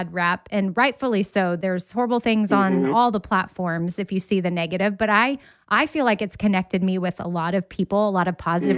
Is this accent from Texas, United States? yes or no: yes; Texas, United States; I'm from Texas